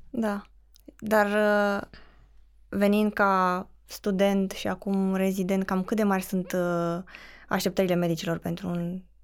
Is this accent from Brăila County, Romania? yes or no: no; Craiova, Dolj, Romania; vorbesc cu perfectul simplu, pentru că sunt din Craiova